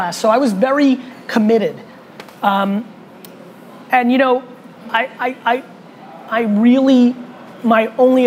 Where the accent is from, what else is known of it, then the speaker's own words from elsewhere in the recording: United States; also born or lived in Russia; moved to America when I was little. And I was a kid growing up in the 1980s in America